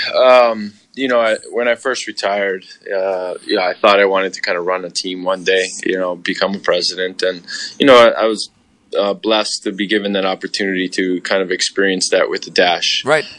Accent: Hawaii, United States; I grew up in Hawaii, a very diverse community

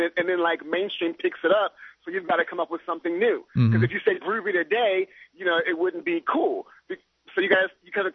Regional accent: the Bay Area, California, United States; I'm from the Bay Area

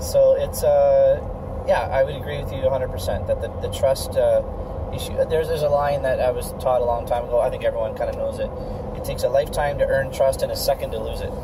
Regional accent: Guelph, Ontario, Canada; my family's been in town uh, since 1919

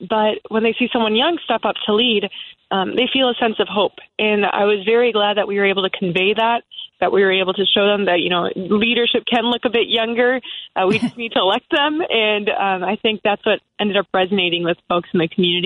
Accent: Palatine, Illinois, United States; I was born and raised in Palatine. I grew up there

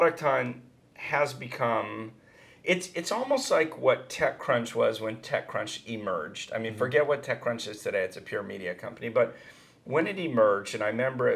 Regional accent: Northern California, United States; moved away as an adult; also born or lived in Silicon Valley; now in Los Angeles, United States; I come from Northern California

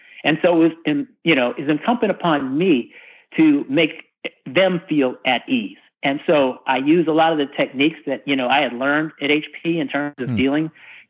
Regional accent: California, United States; when I came from the West Coast, from Northern California, the Bay Area specifically, to the Deep South, to race in NASCAR

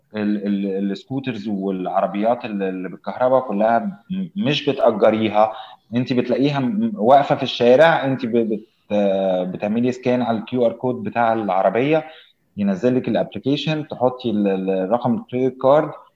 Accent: Egypt; إحنا بالنسبة لنا كمصريين

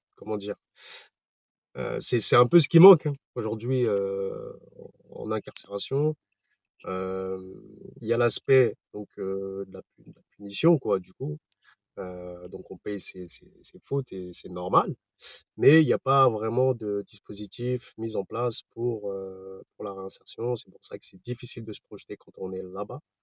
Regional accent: Paris region, Val-d'Oise, Île-de-France, France; Je viens de la région parisienne, dans le 95

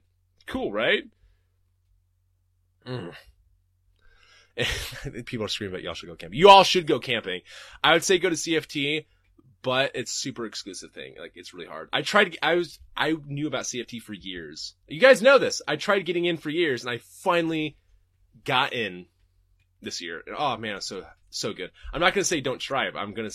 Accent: Portland, Oregon, United States; I'm from Portland

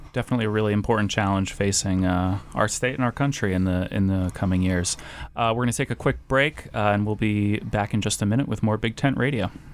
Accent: New England, United States; now in Idaho, United States; I'm from New England

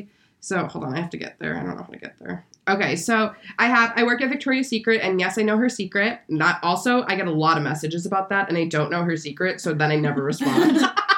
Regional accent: Germany; born there; I was born in Germany, so does that make me a German chocolate?

